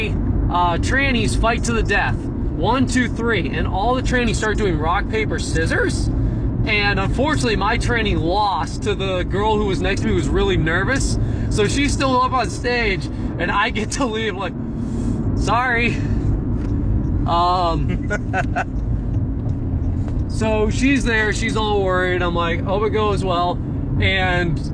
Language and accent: English; New Hampshire, United States; I'm from New Hampshire